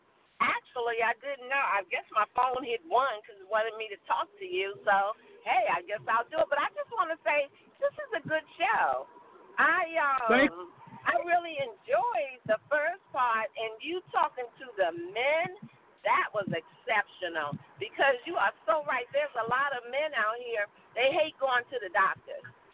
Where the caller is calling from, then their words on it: North Carolina, United States; I'm calling from North Carolina.